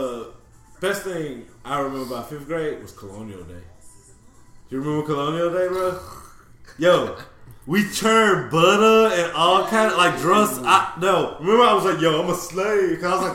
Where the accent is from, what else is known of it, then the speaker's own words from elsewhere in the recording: Texas, United States; growing up in Texas